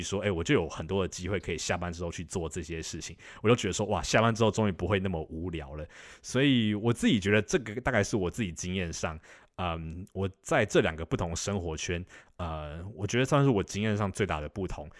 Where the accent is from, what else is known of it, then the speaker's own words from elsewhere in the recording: Taipei, Taiwan; moved away as an adult; now in Boston, United States; 我现在是住在美国东岸的波士顿这个地方。那其实我本身是台北人